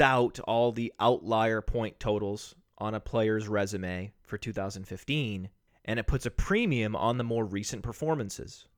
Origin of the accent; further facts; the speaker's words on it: Maine, United States; I grew up in Maine. I am from New England.